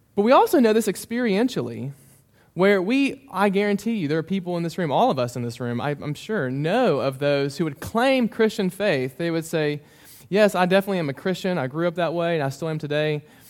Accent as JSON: {"language": "English", "town": "Memphis", "region": "Tennessee", "country": "United States", "tie": "born or raised there", "also_born_or_lived": "Mississippi", "moved": "as an adult", "lives_now": "Bowling Green, United States", "said": "I grew up in Memphis"}